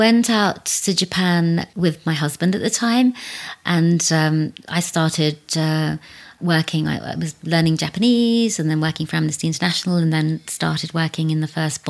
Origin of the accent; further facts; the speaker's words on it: South East England, United Kingdom; growing up in Berkshire, there were only two families that were of colour. So I kind of grew up.